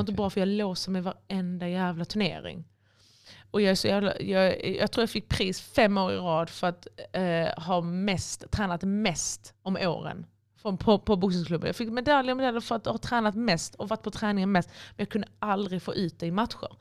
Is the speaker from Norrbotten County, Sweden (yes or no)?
no; Helsingborg, Skåne, Sweden; moved away as an adult; now in Malmö, Sweden; Får jag åka till Helsingborg? så jag bodde i min pappas gamla eller hus, alltså mitt, um, där jag växte upp.